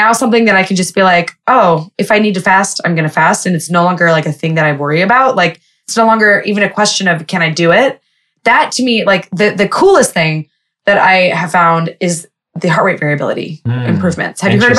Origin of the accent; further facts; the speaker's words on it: Lebanon; And I was like, well, I'm going to do this anyway because I'm Jewish, but I'm also Lebanese.